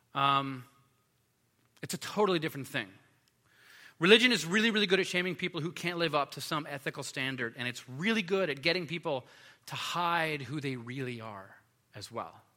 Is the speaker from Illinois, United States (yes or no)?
no; Los Angeles, California, United States; when I was a kid, I grew up in Los Angeles